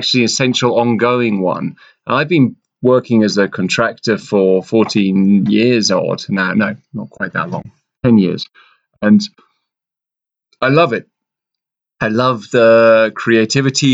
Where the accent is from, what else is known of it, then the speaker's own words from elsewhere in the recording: London, United Kingdom; moved away; I grew up in London